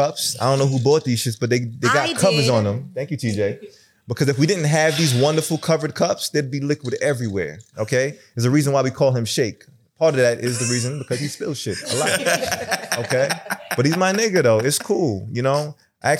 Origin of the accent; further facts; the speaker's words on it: New York City, New York, United States; I'm from Brooklyn too